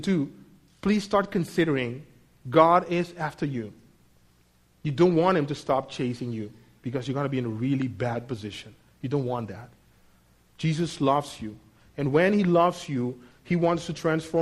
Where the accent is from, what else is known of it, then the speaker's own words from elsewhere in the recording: Netherlands; moved away as an adult; also born or lived in United States; now in Mexico; I'm a Dutch citizen. I've lived for almost 18 years out of my home country.